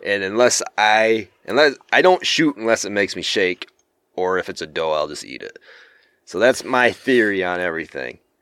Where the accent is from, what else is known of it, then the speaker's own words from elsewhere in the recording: Michigan, United States; I'm from Michigan